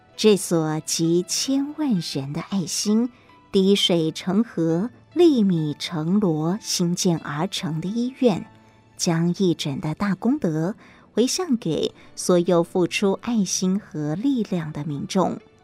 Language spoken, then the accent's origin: Chinese; Xiushui, Changhua County, Taiwan; moved away; 我出生在彰化的秀水，台大医学院毕业后，在台大医院完成住院医师训练，就到长庚医院服务